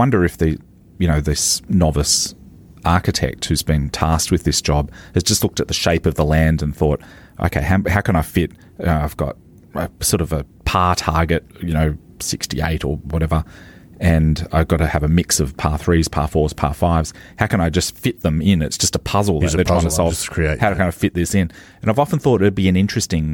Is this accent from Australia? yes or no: yes; Maitland, New South Wales, Australia; when I grew up in Maitland